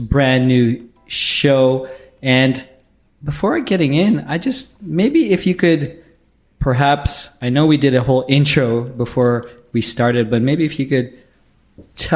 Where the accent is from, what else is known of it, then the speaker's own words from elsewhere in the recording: Canada; being a Canadian tech leader